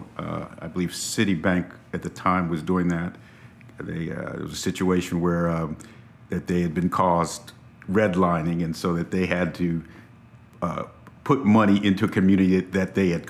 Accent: Miami, Florida, United States; also born or lived in Atlanta, Georgia; I grew up here in Coconut Grove most of my life

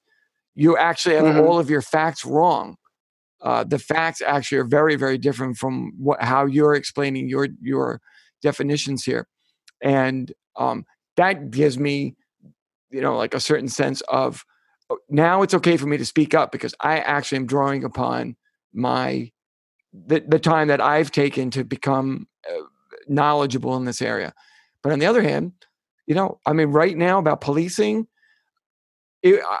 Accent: United States; I'm an American

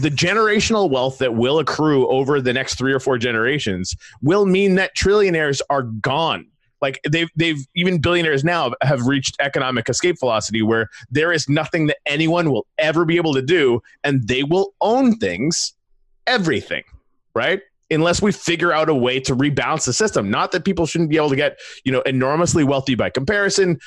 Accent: Canada; I come from Canada

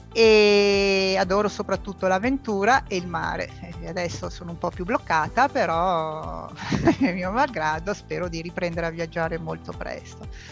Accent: Milan, Lombardy, Italy; io sono di Milano, sono milanese doc da tre generazioni

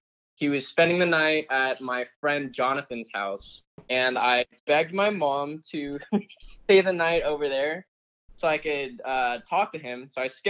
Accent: Katy, Texas, United States; also born or lived in California; It's called Katy. It's where I grew up personally. I moved here from California when I was like about 12, been living in Katy ever since.

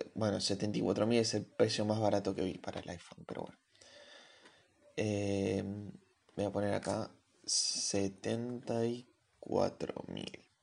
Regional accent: Argentina; vivo en Argentina, soy argentino

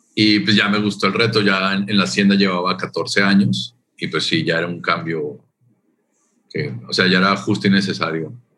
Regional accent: Colombia; moved away as an adult; also born or lived in Canada / Toronto, Canada; now in Mérida, Mexico; mi origen, soy de Colombia, nací en Colombia y de ahí me fui a vivir a Canadá 10 años

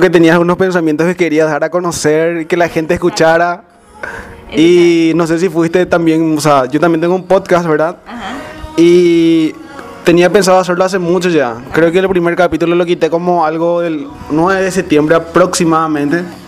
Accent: Areguá, Central, Paraguay; de la ciudad de aregua

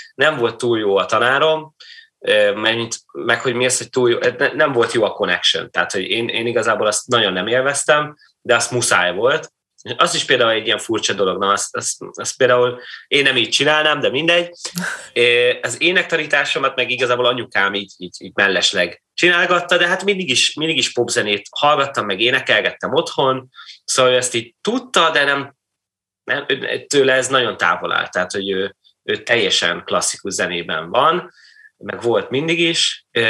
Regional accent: Kaiserslautern, Rhineland-Palatinate, Germany; moved away; én lényegében félig meddig a színházban nőttem föl, a Falc Theaterben, ami egy regionális, sőt, ilyen nemzet, nemzeti szinten is elég, elég, elég jól működő színház volt Kaiserslauternben

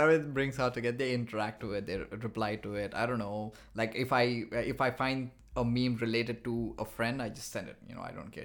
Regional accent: India; moved away as an adult; now in Montreal, Canada; I'm from India

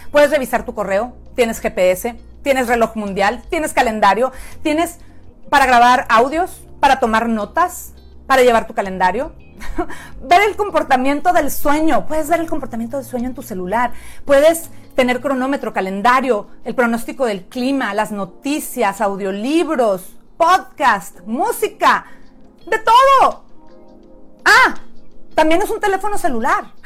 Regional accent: Mexico; moved away as an adult; now in San Diego, United States; soy mexicana. Tengo ya Nueve, 10 años viviendo en San Diego, California

